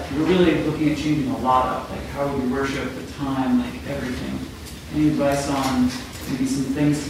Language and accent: English; Colorado, United States; from Colorado.